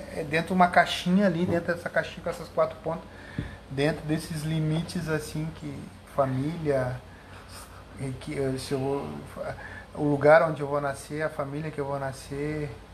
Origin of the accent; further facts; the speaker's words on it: Porto Alegre, Rio Grande do Sul, Brazil; also born or lived in Camboriú; now in Cachoeirinha, Brazil; Gaúcho da Gema, eu sou gaúcho de Porto Alegre, não sou tão da Gema